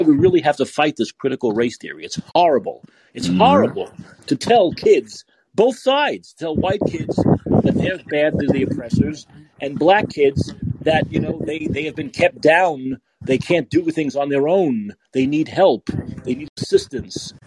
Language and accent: English; New York City, New York, United States; now in San Francisco, United States; I'm from New York, I'm from Brooklyn.